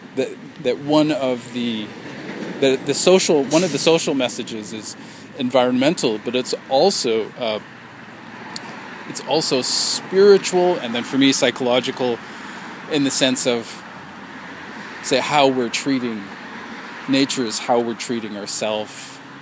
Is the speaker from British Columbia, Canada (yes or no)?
yes; Vancouver, British Columbia, Canada; Vancouver, my hometown